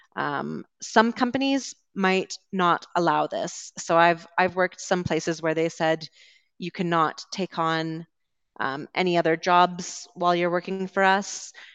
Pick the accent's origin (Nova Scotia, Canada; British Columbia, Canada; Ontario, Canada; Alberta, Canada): British Columbia, Canada; Vancouver; I'm from Vancouver